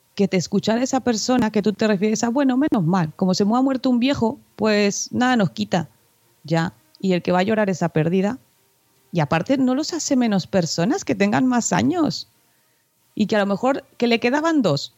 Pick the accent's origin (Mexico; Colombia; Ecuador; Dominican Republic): Mexico; now in Spain; siendo mexicana